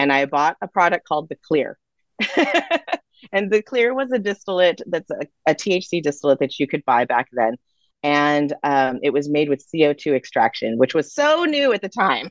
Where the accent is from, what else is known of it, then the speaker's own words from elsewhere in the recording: California, United States; being a Californian